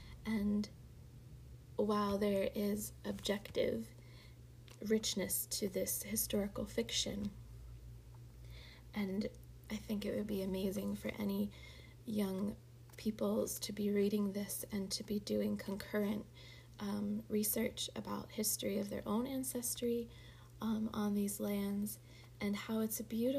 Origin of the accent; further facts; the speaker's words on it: Boyertown, Pennsylvania, United States; when I moved back to my hometown area, Boyertown